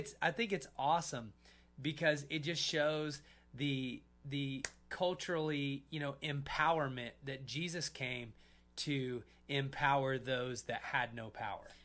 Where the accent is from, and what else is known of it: United States